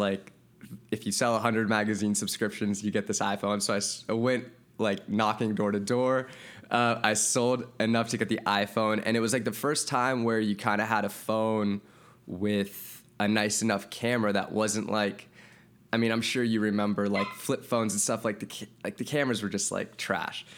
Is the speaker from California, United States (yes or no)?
yes; Santa Monica, California, United States; also born or lived in Wisconsin; I was born and raised in Santa Monica